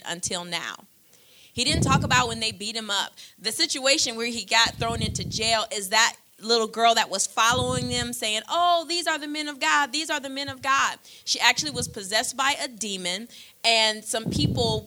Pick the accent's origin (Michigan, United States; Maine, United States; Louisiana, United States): Michigan, United States; I'm from Michigan.